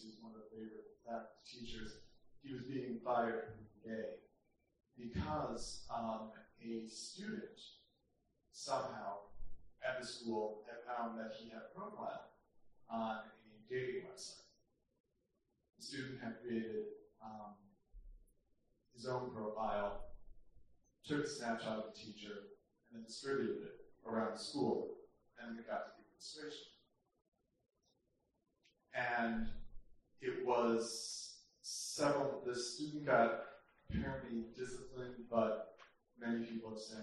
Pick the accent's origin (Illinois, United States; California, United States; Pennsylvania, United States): Illinois, United States; Chicago; moved away as an adult; now in New York, United States; I'm from originally from Chicago, I went to a Catholic high school